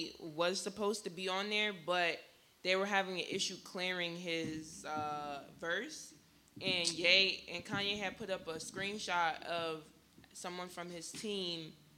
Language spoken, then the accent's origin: English; Jamaica; I've listened to this tracks with Shinsia on it because, you know, I'm Jamaican, so